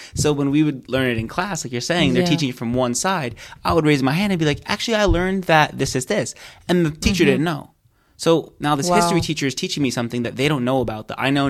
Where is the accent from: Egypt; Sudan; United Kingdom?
Egypt; Alexandria, Alexandria Governorate; born there; I was born in Alexandria.